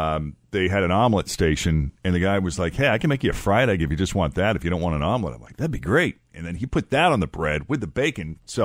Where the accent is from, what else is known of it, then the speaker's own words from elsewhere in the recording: Ohio, United States; We are from Ohio